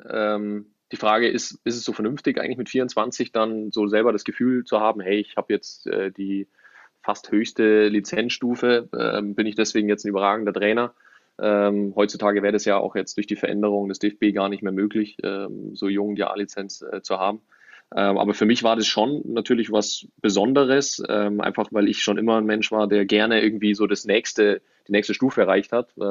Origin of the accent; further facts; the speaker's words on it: Ismaning, Bavaria, Germany; auch groß geworden in der Nähe von München, in Ismaning.